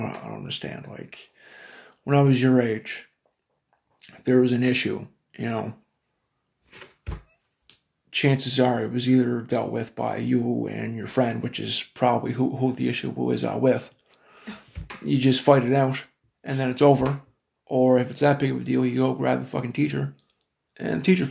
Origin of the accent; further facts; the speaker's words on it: Cape Breton Island, Nova Scotia, Canada; now in Brandon, Canada; Me and William are from the east coast of Canada. Little fucking rock on the side of the country. Called Cape Breton Island.